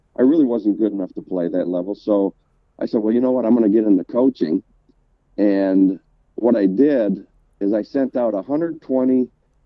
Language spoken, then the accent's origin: English; Milwaukee, Wisconsin, United States; accent: northern; now in Chattanooga, United States; I'm originally from Milwaukee, Wisconsin, and for all the people out there, yes, this is a northern accent